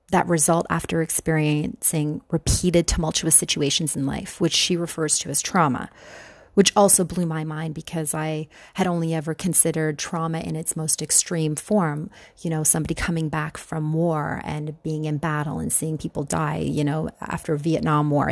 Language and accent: English; Canada; moved away as an adult; also born or lived in Buffalo, New York / New York City; I'm from Canada